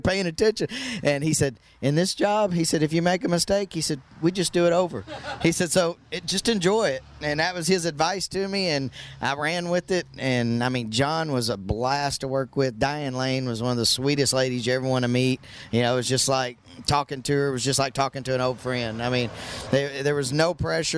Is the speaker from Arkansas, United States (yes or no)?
yes; Hot Springs, Arkansas, United States; moved away as an adult; also born or lived in Texas; working at Oaklawn Park, which is my hometown, Hot Springs, Arkansas.